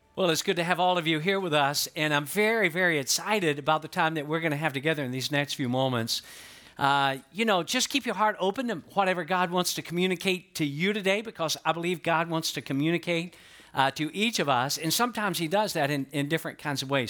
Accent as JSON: {"language": "English", "region": "Georgia", "country": "United States", "moved": "yes", "lives_now": "Florida, United States", "said": "I'm from Georgia, but I've been in Florida longer than I ever lived in Georgia"}